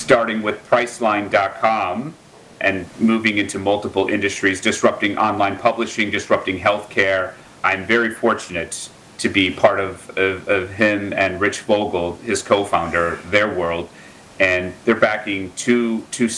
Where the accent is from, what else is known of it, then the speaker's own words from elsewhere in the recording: Milwaukee, Wisconsin, United States; I grew up in Wisconsin on the south side of Milwaukee from a very working class family